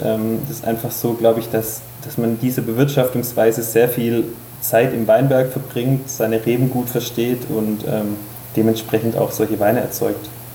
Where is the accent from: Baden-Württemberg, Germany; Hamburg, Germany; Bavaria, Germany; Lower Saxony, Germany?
Baden-Württemberg, Germany; Remstal; moved away as an adult; now in Württembergisches Unterland, Germany; ich bin ja gebürtiger Remstäler